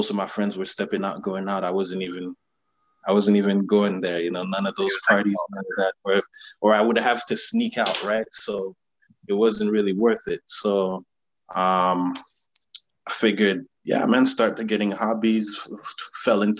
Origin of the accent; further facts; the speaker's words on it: Ottawa, Ontario, Canada; I'm from Ottawa, Canada. Capital, the national capital of the country. Yeah, my parents are from Haiti, but I've been here my whole life, basically.